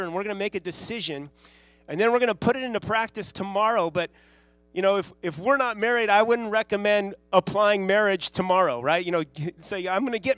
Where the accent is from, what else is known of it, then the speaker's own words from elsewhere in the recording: Santa Monica, California, United States; my wife and I grew up in Santa Monica, or the Santa Monica, L.A. area. It's the west side of L.A.